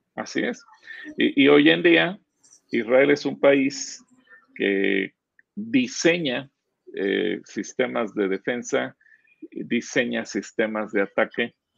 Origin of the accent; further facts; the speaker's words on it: Mexico; somos mexicanos, a lo mejor reconocemos los defectos y debilidades que tiene nuestro país